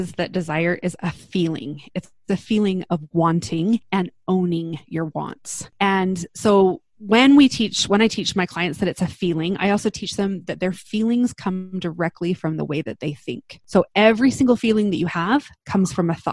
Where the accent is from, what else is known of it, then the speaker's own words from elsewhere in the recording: Utah, United States; also born or lived in Salt Lake City; I grew up in Utah. I live in Salt Lake City with my husband